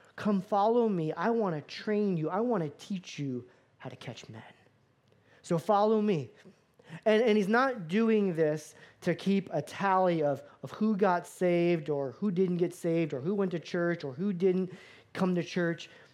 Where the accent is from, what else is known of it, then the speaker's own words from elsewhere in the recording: Florida, United States; moved away; I grew up in Florida